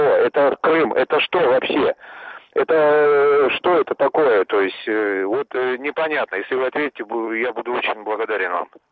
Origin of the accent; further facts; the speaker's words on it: Bakhchysarai, Crimea, Ukraine; now in Krasnoyarsk, Russia; Я сам из Крыма, из города Бахчисарая. Родился там, в общем, жил. Э, ну, а сейчас я живу в Красноярске